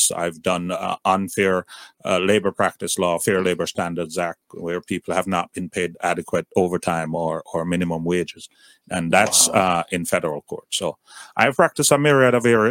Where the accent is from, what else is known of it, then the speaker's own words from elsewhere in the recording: Jamaica; moved away as an adult; also born or lived in Kingston, Jamaica; now in United States; as a youngster growing up in Jamaica